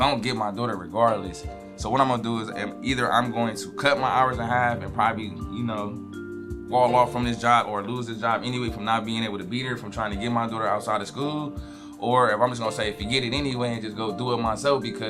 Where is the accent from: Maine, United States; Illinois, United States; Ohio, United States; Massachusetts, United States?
Ohio, United States; Cleveland; moved away as an adult; now in Florida, United States; I grew up on 105 of St. Clair. Went to Maple Heights High School.